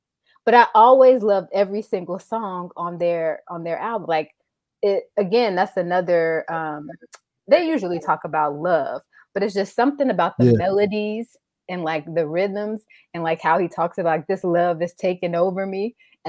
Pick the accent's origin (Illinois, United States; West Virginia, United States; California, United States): Illinois, United States; Chicago; So …, of course, because I'm from Chicago